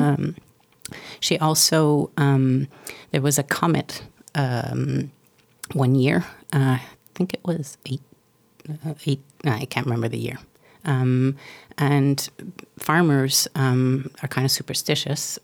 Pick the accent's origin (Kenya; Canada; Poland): Canada; I'm Canadian